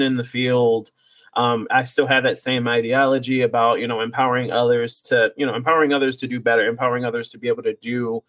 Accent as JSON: {"language": "English", "region": "Ohio", "country": "United States", "tie": "born or raised there", "moved": "as an adult", "lives_now": "Dallas, United States", "said": "back in my hometown in Ohio"}